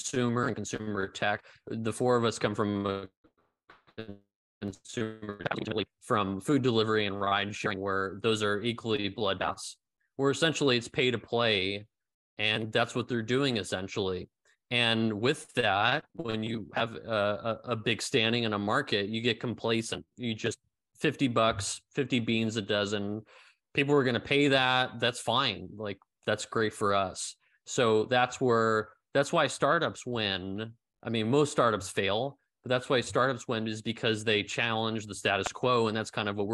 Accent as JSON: {"language": "English", "town": "San Francisco", "region": "California", "country": "United States", "tie": "born or raised there", "moved": "as an adult", "lives_now": "Berlin, Germany", "said": "San Francisco where I grew up"}